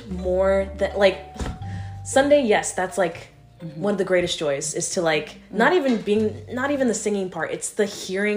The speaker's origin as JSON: {"language": "English", "town": "Jacksonville", "region": "Florida", "country": "United States", "tie": "born or raised there", "also_born_or_lived": "Miami, Florida", "said": "I grew up in Jacksonville, also in Miami area."}